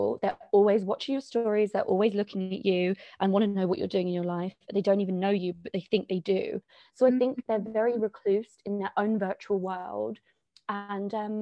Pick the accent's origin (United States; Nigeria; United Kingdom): United Kingdom; London; I'm from London, born and bred, and I live here at the moment